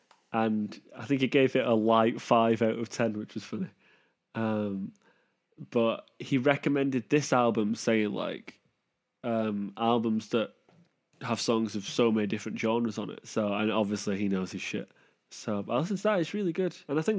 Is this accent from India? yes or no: no; Manchester, North West England, United Kingdom; I mean, that is amplified by the fact we're from Manchester and that haircut is very prevalent.